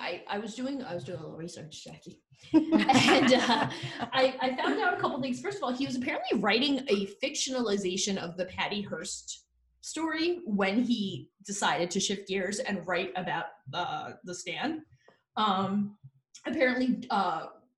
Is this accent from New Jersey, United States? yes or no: yes; New Jersey, United States; We're from Jersey